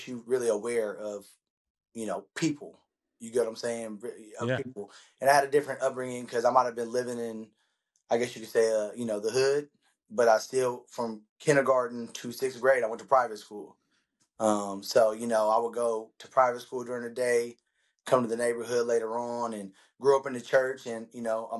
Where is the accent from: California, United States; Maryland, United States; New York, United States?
California, United States; Stockton; born and raised in Stockton, California.